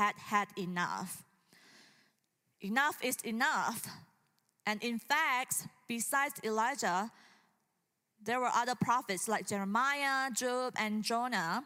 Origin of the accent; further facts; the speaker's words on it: Indonesia; moved away; growing up in Indonesia